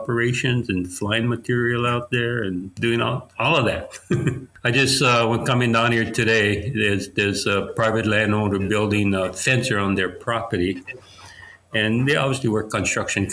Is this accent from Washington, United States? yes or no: no; Haiku, Hawaii, United States; also born or lived in Paia, Maui; I was born in Paia and I grew up in Haiku.